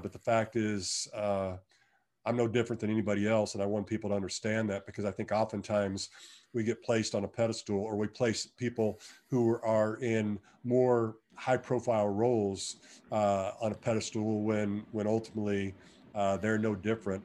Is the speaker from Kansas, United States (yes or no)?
yes; Wichita, Kansas, United States; I'm from Wichita, ho, home state, uh, hometown boy